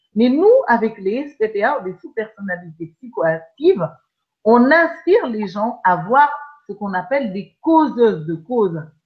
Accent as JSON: {"language": "French", "country": "Madagascar", "tie": "born or raised there", "said": "je suis née à Madagascar"}